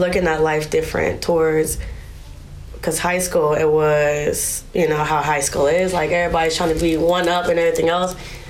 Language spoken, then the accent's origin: English; Vallejo, California, United States; Vallejo, California